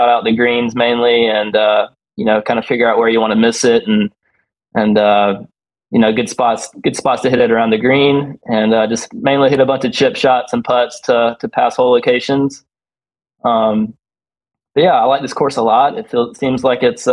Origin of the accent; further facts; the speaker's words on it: the South, United States; growing up in the South